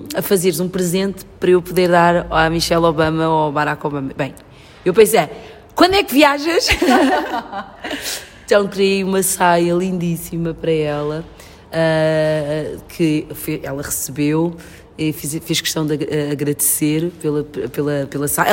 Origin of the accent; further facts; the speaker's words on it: Portugal; also born or lived in São Tomé and Príncipe; eu cresci na Europa, cresci em Portugal